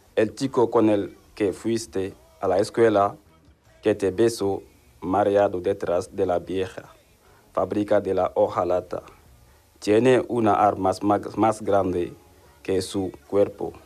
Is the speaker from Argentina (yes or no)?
no; Senegal; Spanish is a second language; moved away as an adult; now in Seville, Spain; tengo 30 años y soy de Senegal